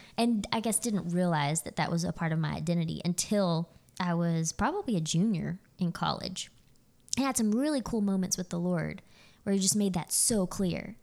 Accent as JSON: {"language": "English", "town": "Azle", "region": "Texas", "country": "United States", "tie": "born or raised there", "moved": "as an adult", "lives_now": "Nacogdoches, United States", "said": "I grew up in Azle, around the Fort Worth area."}